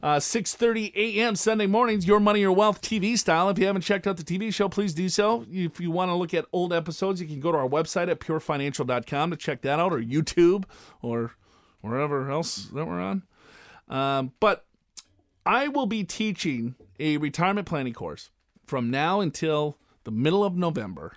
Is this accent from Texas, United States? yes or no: no; Minnesota, United States; now in Southern California, United States; I live in Southern California. I am from Minnesota.